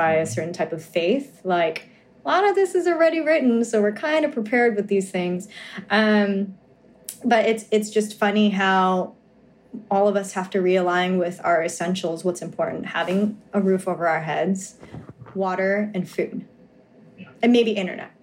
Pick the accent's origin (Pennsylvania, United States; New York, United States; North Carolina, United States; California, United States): New York, United States; I'm from New York